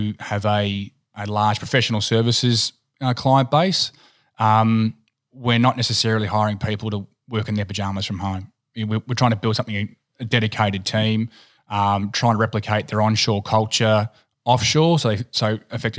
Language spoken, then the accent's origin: English; country Victoria, Australia; also born or lived in Tennant Creek, Northern Territory; we actually grew up on an abattoir, on a cattle station in a place called Tennant Creek in Northern Territory, which isn't the most wonderful place to visit. We then moved to the country, to country Victoria